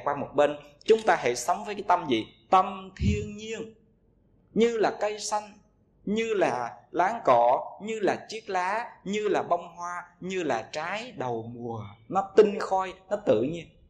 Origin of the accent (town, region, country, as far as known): Vietnam